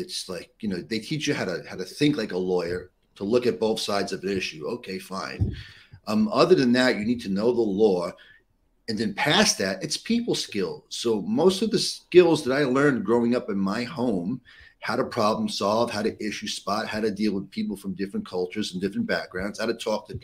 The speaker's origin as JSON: {"language": "English", "town": "New York City", "region": "New York", "country": "United States", "tie": "born or raised there", "said": "growing up in New York City, in and around the area here"}